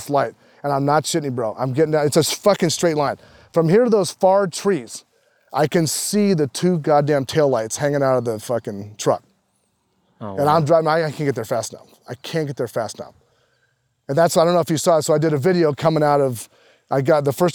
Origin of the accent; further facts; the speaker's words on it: San Diego, California, United States; growing up in San Diego